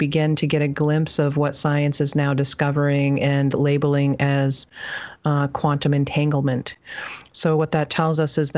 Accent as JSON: {"language": "English", "area": "Penobscot Indian Island", "region": "central Maine", "country": "United States", "tie": "born or raised there", "said": "I grew up on Bunawabskek Tribal Territory in central Maine"}